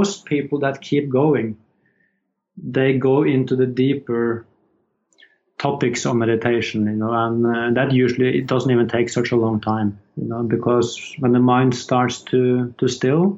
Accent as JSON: {"language": "English", "town": "Horten", "region": "Vestfold", "country": "Norway", "tie": "born or raised there", "moved": "as an adult", "said": "I just moved back to my hometown, Horten, with my wife"}